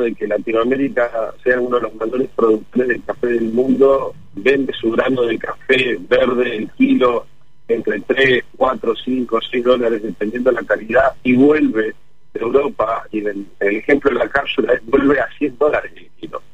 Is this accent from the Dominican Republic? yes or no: no; General Alvear, Mendoza, Argentina; moved away; Mi familia y yo nacimos en General Alvear